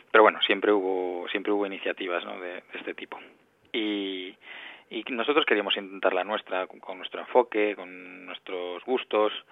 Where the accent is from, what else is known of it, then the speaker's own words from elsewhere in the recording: Galicia, Spain; Para nada, somos los, tres, los tres somos gallegos